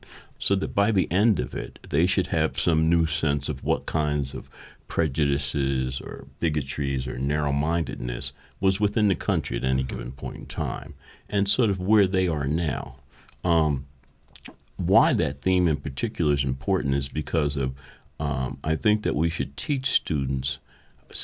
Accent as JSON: {"language": "English", "town": "Philadelphia", "region": "Pennsylvania", "country": "United States", "tie": "born or raised there", "said": "Not completely a lifer because I've lived in and out of the city, but for some reason I'm always drawn back to the city"}